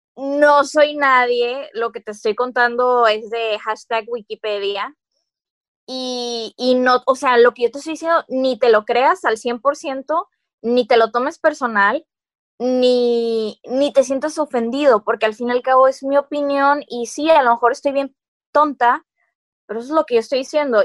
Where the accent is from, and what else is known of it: Mexico